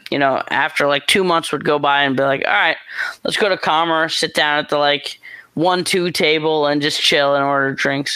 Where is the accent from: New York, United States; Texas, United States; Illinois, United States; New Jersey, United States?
New York, United States; moved away as an adult; also born or lived in Los Angeles, California; I'm from New York. I got family in New York